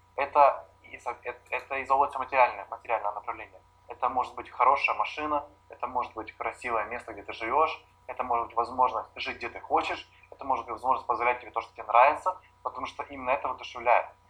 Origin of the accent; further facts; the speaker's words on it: Kyiv, Ukraine; я родился в Киеве